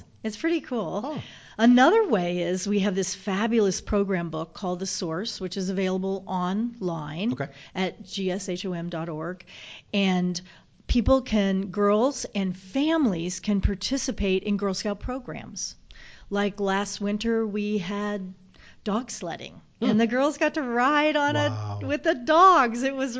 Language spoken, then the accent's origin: English; Southern United States, United States; accent: Southern; Well, that's because I'm a Southerner. It just kind of comes out. Can't say Savannah with a Michigan accent.